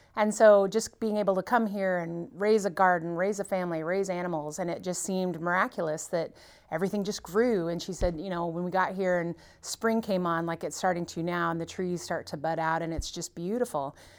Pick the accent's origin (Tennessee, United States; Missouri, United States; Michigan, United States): Missouri, United States; Mountain Grove; moved away; I grew up here and left